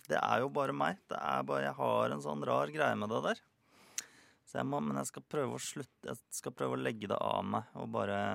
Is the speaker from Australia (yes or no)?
yes; Australia; Norwegian is a second language; also born or lived in Netherlands / Africa; now in Norway; Jeg har vokst opp i, eh, i Australia og Holland og Afrika. Ja. Så eh, engelsk var veldig naturlig for meg, da.